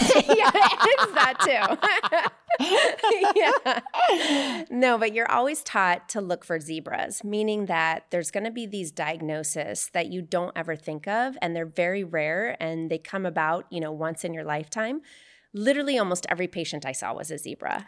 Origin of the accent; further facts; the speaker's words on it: Arizona, United States; now in California, United States; I'm from Arizona